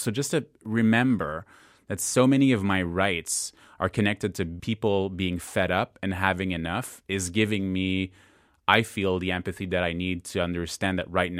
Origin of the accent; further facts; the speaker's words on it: Canada; as a Canadian, I don't know as nearly as much about Canadian history